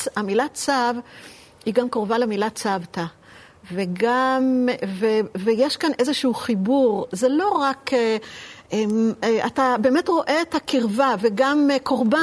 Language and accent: Hebrew; Petah Tikva, Central District, Israel; אני נולדתי בפתח תקווה, אבל הסבא שלי הוא מכפר סבא